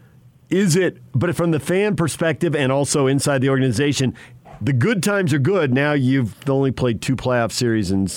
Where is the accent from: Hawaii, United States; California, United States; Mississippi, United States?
California, United States; San Diego; I grew up in San Diego and lived in Southern California for a long time